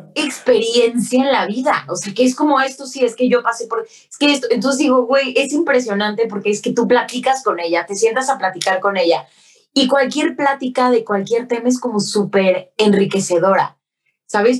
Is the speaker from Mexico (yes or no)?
yes; Mexico; Como mexicana